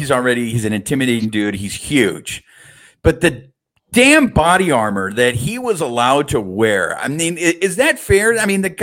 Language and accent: English; California, United States; I'm a California kid